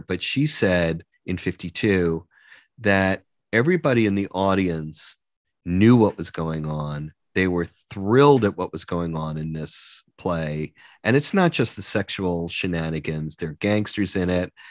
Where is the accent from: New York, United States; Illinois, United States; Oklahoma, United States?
New York, United States; Long Island; I grew up in Long Island